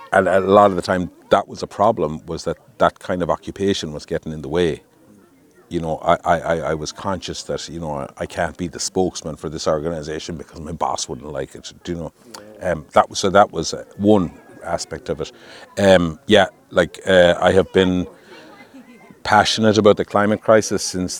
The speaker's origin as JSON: {"language": "English", "town": "Galway", "region": "Connacht", "country": "Ireland", "said": "I'm from Galway."}